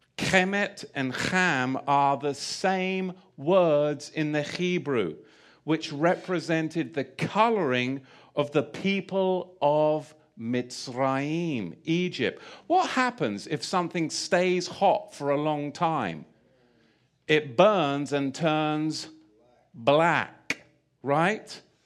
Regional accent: England, United Kingdom; moved away; I grew up in England.

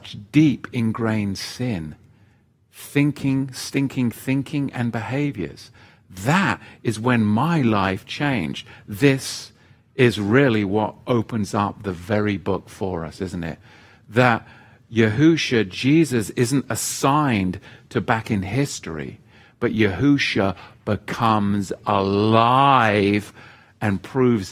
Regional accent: England, United Kingdom; I grew up in England, the Church of England. And where I grew up, in the village that I grew up, as with many villages in England

